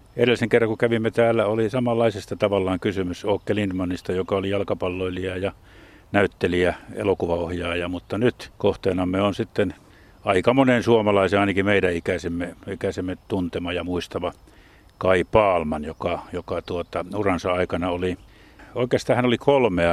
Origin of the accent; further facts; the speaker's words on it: Jyväskylä, Central Finland, Finland; olen Jyväskylästä kotoisin